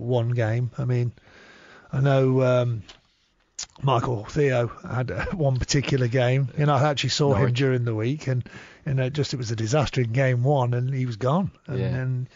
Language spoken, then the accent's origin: English; Nottingham, East Midlands, United Kingdom; I've got a lot of Nottingham Forest friends because I'm from Nottingham